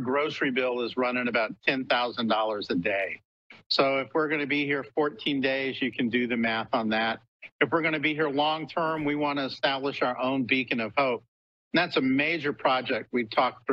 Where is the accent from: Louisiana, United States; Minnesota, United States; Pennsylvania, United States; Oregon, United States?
Louisiana, United States; New Orleans; moved away; New Orleans was my hometown